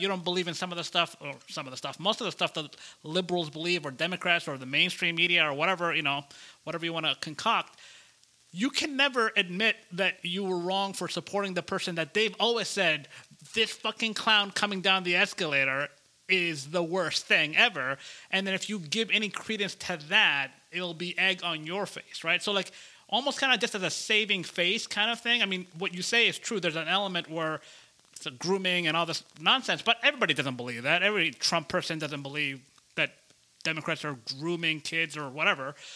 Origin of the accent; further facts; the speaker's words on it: Georgia, United States; my home state here of Georgia